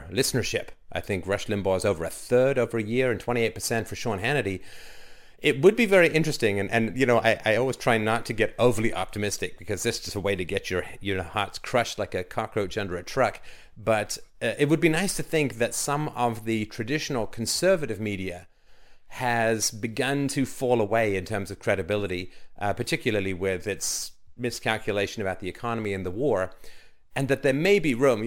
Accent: United Kingdom; as a British guy

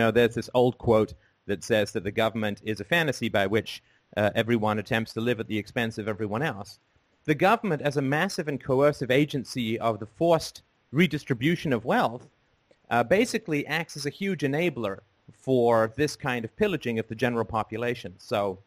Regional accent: England, United Kingdom; also born or lived in Ireland; I was born in Ireland and grew up in England

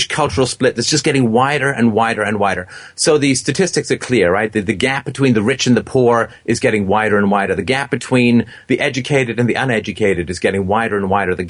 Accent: England, United Kingdom; moved away; I was growing up in England

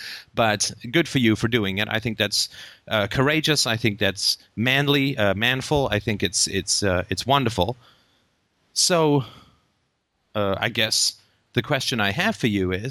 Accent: United Kingdom; we're British

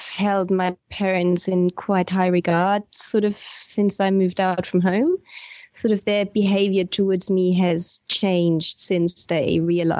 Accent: West Germany, Germany; moved away as an adult; I was born in East Germany originally, and then my parents moved to West Germany when I was 10.

